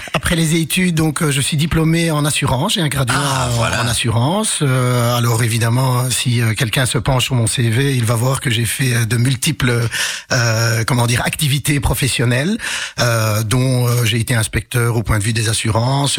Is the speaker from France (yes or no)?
no; Charleroi, Wallonia, Belgium; also born or lived in Casablanca, Morocco; j'ai grandi à Couillet